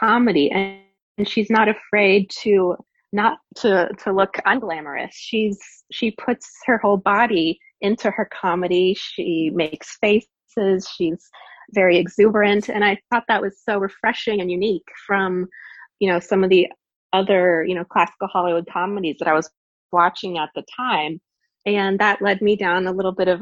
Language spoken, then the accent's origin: English; Canada; moved away; I'm from Canada originally